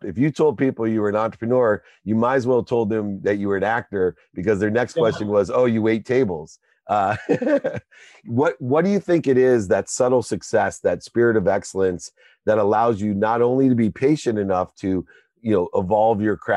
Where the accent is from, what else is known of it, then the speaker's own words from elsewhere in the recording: Akron, Ohio, United States; I'm from Akron, Ohio